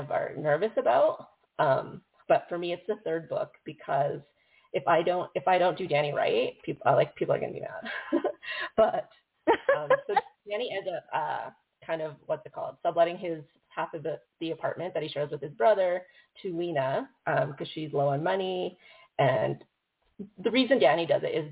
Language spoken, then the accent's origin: English; Calgary, Alberta, Canada; I grew up in Calgary.